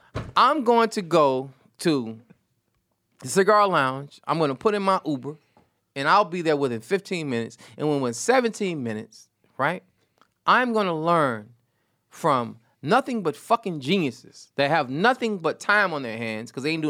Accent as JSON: {"language": "English", "region": "New York", "country": "United States", "said": "Listen, I'm from the projects, man. I'm from Delta Heights."}